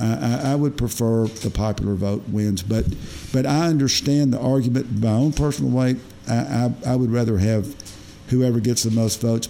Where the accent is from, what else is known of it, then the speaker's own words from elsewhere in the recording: Batesville, United States; moved away; I went home to Batesville, my hometown, which is America's best hometown